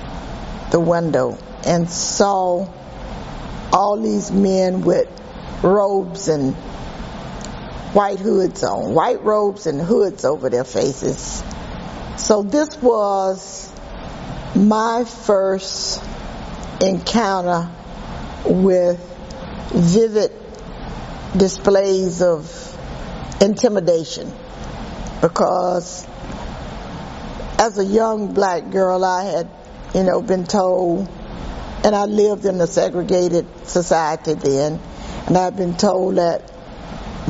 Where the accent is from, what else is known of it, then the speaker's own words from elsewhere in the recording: Tampa, Florida, United States; also born or lived in Lakeland, Florida; my father purchased a business in Tampa called the Cotton Club, and we moved from Lakeland, Florida